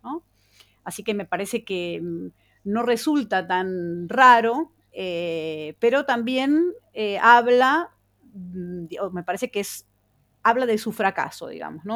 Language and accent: Spanish; Buenos Aires, Argentina; siendo una ciudadana bonaerense, considerándome bonaerense este, y habiéndome educado como niña en, eh, en la ciudad de Buenos Aires